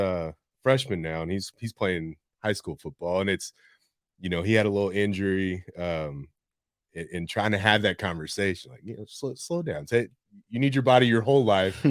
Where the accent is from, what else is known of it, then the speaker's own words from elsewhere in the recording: San Antonio, Texas, United States; I was born, raised here, left for school, high school, college, spent a couple of years doing different things in Arizona, California, and decided to come back here.